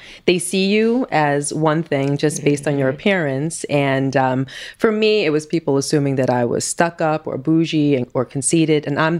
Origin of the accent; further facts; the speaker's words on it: New York City, New York, United States; also born or lived in Queens; Growing up in Queens, Brooklyn, originally from Brooklyn, and then I moved to Queens when I was 14